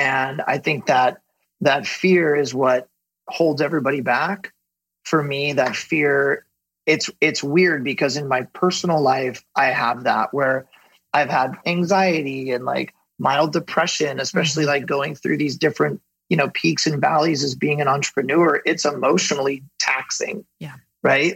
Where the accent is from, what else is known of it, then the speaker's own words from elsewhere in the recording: Ventura, California, United States; I grew up in Ventura, um, which is a small coastal town just south of Santa Barbara here in Southern mm-hmm. California